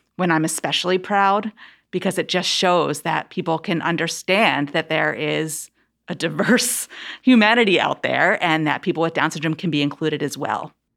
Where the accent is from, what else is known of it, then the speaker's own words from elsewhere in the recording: Philadelphia, Pennsylvania, United States; I grew up outside of Philadelphia, in the suburbs of Philadelphia